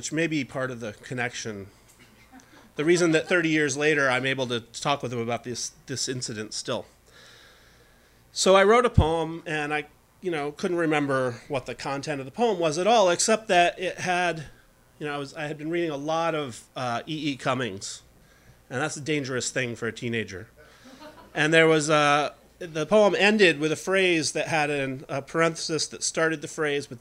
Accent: Saranac Lake, New York, United States; Saranac Lake, my hometown, up in the Adirondack Mountains

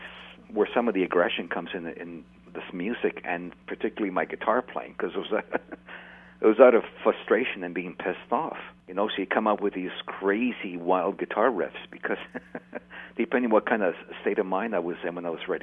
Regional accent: Canada; we're from Canada

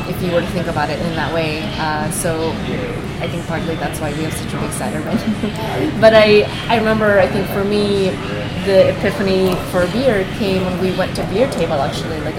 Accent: Philippines; moved away; San Miguel beer, which is something that I grew up in the Philippines with.

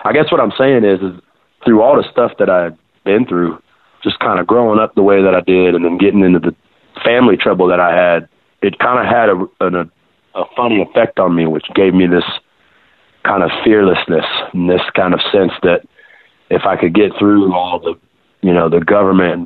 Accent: South Texas, United States; also born or lived in San Benito, Texas / Los Fresnos, Texas / Dallas, Texas / Louisiana; growing up in Texas, Louisiana, with my family background and stuff

